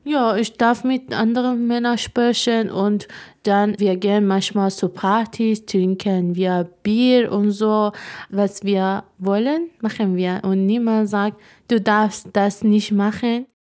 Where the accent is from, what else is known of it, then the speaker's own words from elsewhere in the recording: Iran; German is a second language; moved away as an adult; now in Germany; Iran, wo ich groß geworden bin